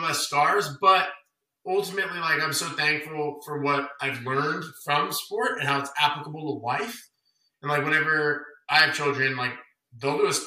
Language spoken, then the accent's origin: English; Las Vegas, Nevada, United States; I'm from Vegas, and maybe this is just innate with me because I'm from here